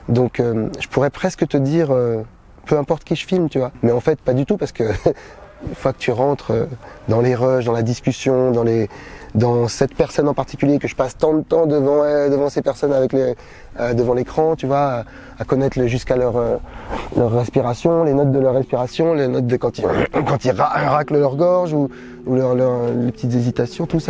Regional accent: Paris, Île-de-France, France; Je suis né en 1976 à Paris

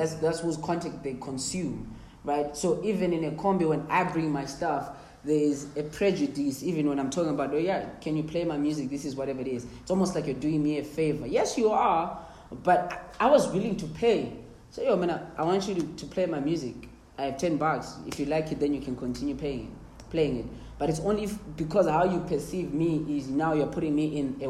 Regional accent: South Africa; I'm from Ekasi, bro.

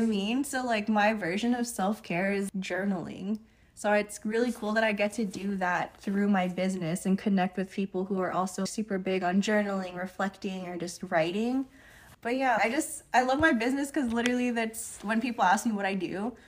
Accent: Union City, California, United States; moved away as an adult; now in Hawaii, United States; I was born and raised in California

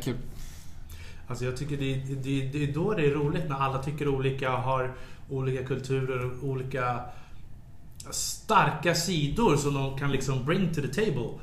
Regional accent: Sweden; som svensk

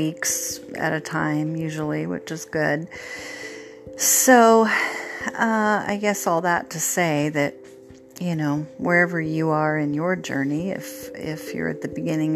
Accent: Oregon, United States; moved away; I grew up in Oregon, my husband as well

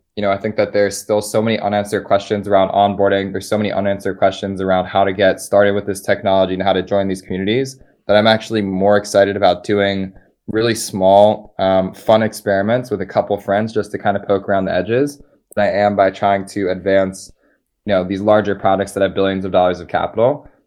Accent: Philadelphia, Pennsylvania, United States; moved away as an adult; also born or lived in Colorado; I'm from Philadelphia

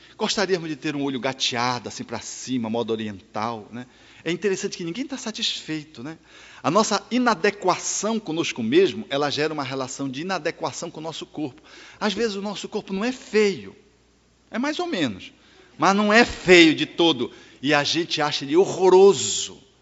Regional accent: Belém, Pará, Brazil; eu nasci em Belém do Pará

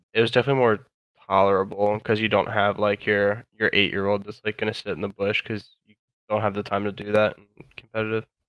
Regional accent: Virginia, United States; I'm from Virginia

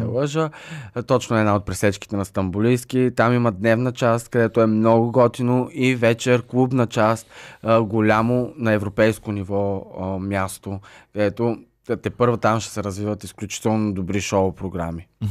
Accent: Stara Zagora, Stara Zagora Province, Bulgaria; аз съм родом от Стара Загора

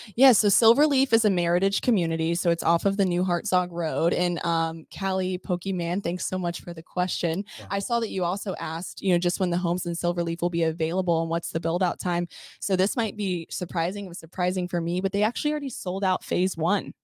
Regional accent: Texas, United States; moved away as an adult; now in Orlando, United States; I'm actually from Texas, born and raised there for almost 20 years, and then relocated out to the Orlando area

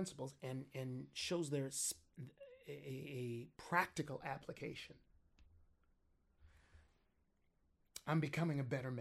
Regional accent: Compton, California, United States; originally, I grew up in Compton

